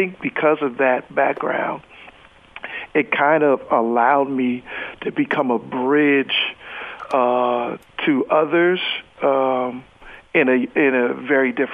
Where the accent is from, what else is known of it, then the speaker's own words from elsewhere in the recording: San Francisco, California, United States; Born and raised in San Francisco